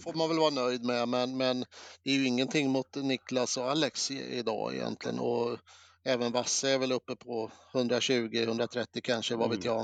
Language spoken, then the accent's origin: Swedish; Eskilstuna, Södermanland, Sweden; Jag var ju från Eskilstuna